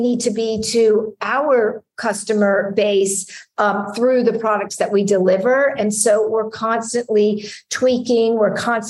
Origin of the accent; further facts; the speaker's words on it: United States; moved away as an adult; also born or lived in Hungary; I'm American